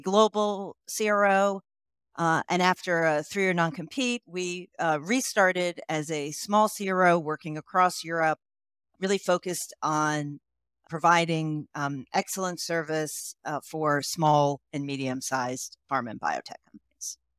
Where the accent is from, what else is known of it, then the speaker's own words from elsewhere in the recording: United States; moved away as an adult; also born or lived in Bulgaria; you can tell from my accent that I am originally, uh, I'm from the United States.